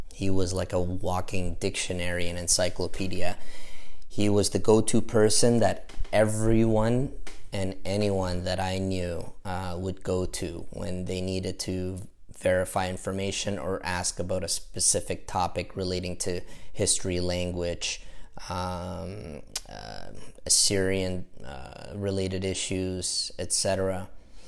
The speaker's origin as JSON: {"language": "English", "country": "Kuwait", "tie": "born there", "said": "Moved down to Kuwait where with his family, and that's where I was born in Kuwait."}